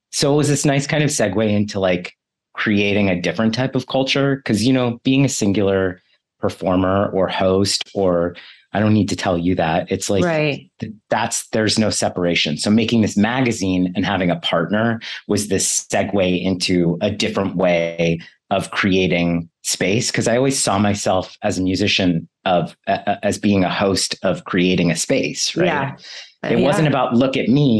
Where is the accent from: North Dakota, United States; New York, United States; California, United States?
California, United States; Bay Area; I grew up in the Bay Area